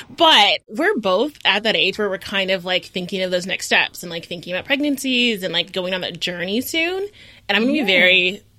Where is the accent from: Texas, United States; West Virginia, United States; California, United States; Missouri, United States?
Texas, United States; Houston; I'm from Houston, Texas.